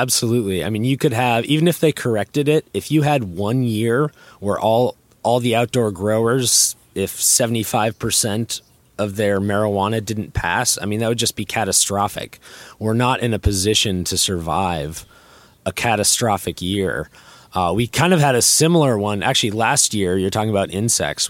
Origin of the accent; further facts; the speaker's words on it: North Carolina, United States; I'm not from Humboldt County. I'm from North Carolina